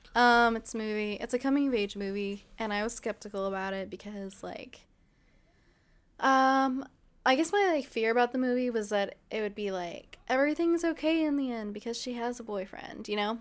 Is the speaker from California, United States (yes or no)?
yes; Ontario, California, United States; I'm from Ontario